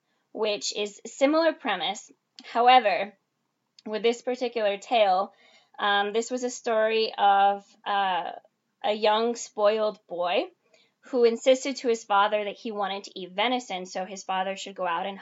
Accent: Venezuela; moved away; I was born in Venezuela

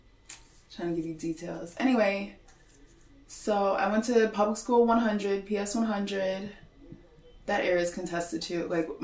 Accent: New York City, New York, United States; I grew up in Coney Island, New York. Well, the area where I grew up is contested, like which neighborhood it is, but I grew up right behind Abraham Lincoln High School, so that's kind of Coney Island, kind of Brighton Beach, kind of Gravesend

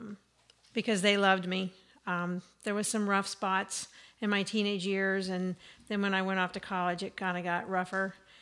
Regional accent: West Virginia, United States; I'm born and raised in West Virginia. Up a holler called Mudlick.

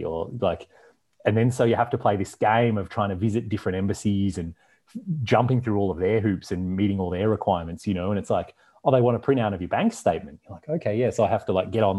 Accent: Australia; moved away; also born or lived in Canada; growing up in Australia and then living in Canada

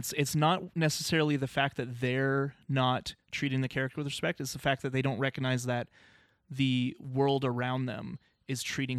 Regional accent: United Kingdom; moved away; I'm from Britain, so I used to catch The Simpsons at 6 p.m. every day on Channel 4 while having dinner.

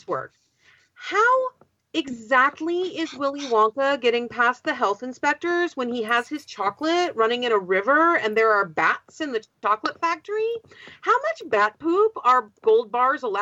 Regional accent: West Coast, United States; I'm from the West Coast

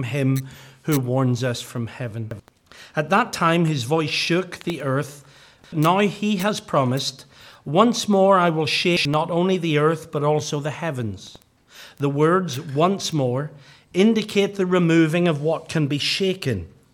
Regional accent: Northern Ireland, United Kingdom; growing up in Gospel Hall in Northern Ireland

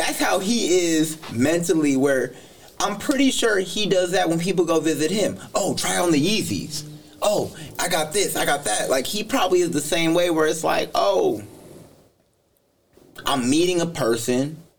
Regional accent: Southside / Oak Grove, California, United States

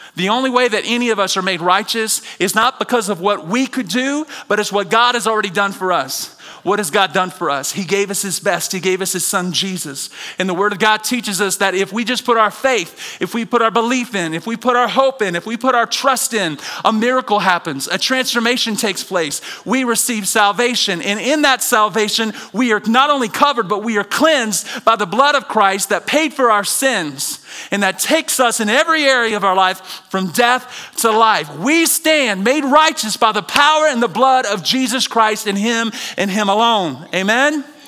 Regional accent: the South, United States; Growing up in the South

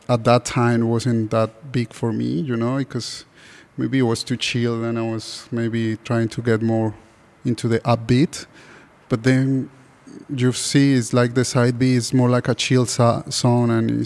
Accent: Bogotá, Colombia; now in Sydney, Australia; I'm from Bogota

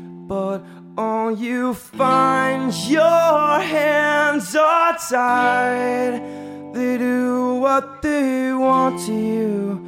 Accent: San Diego, California, United States; It's we're from San Diego, by the way, if everyone's listening. We drove out here, you know, we just wanted to play some punk rock music.

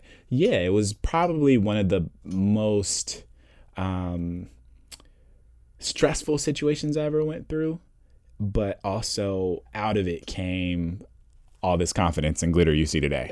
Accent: Indianapolis, Indiana, United States; I'm originally from Indianapolis, Indiana

